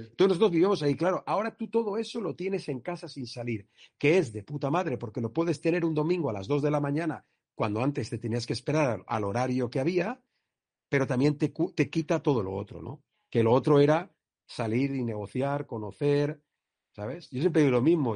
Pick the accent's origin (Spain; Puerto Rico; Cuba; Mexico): Spain; Villarreal, Valencian Community; also born or lived in Castellón; los de Villarreal